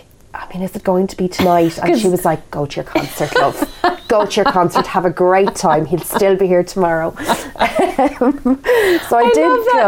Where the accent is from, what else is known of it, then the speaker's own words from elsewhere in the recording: Kildare, Leinster, Ireland; moved away as an adult; also born or lived in Dublin; now in England; We're from Kildare, which is a county south of Dublin.